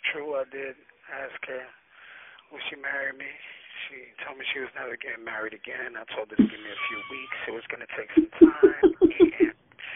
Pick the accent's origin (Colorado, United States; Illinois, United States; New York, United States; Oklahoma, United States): New York, United States; moved away as an adult; also born or lived in San Jose; now in Oakland, United States; I'm born and raised in New York. I actually finished high school in San Jose and went back to New York